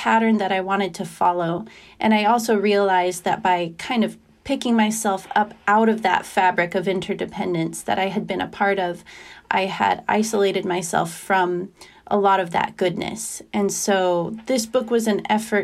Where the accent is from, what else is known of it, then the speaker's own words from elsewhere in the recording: Idaho, United States; moved away as an adult; also born or lived in eastern United States; the farm community that I grew up in Idaho, and how the longer I was away from it, having moved to the eastern United States for college and then for work